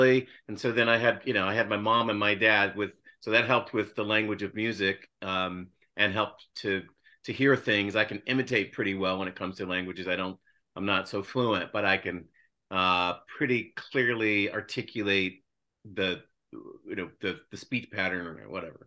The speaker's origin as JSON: {"language": "English", "town": "Louisville", "region": "Kentucky", "country": "United States", "tie": "born or raised there", "said": "I was raised in Louisville, Kentucky"}